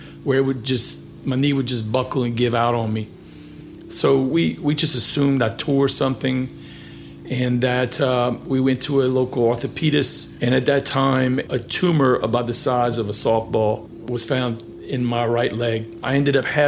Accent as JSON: {"language": "English", "town": "Milton", "region": "Louisiana", "country": "United States", "tie": "born or raised there", "also_born_or_lived": "Lafayette, Louisiana", "said": "I actually grew up in Milton, Louisiana, where that's where my roots are"}